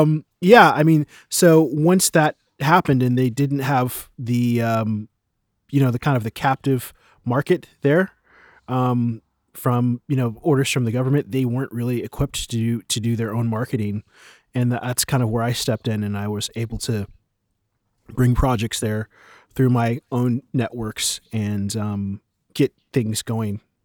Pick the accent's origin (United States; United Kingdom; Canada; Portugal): United States; now in Berlin, Germany; I am an American composer and, um, sample producer based in Berlin